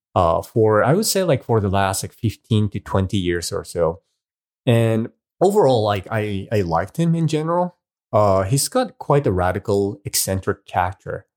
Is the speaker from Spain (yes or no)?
no; Hiroshima, Japan; moved away; Hiroshima is my hometown.